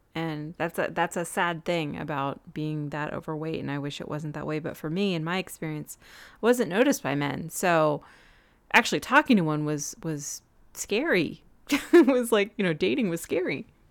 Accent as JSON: {"language": "English", "region": "Southern California", "country": "United States", "tie": "born or raised there", "moved": "yes", "said": "I grew up in Southern California"}